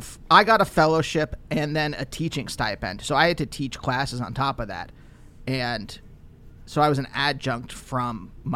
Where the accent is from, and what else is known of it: Reading, Pennsylvania, United States; born or raised there; moved away